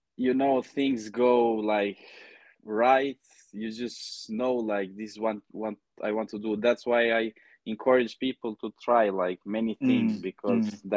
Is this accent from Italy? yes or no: no; Finland; also born or lived in Kosovo; I'm from Finland and Kosovo